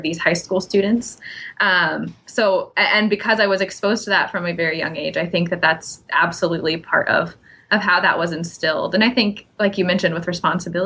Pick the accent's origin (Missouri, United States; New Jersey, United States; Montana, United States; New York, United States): Missouri, United States; now in Iowa, United States; I grew up in Missouri, and I was able to serve, blessed to serve as Missouri's state FFA secretary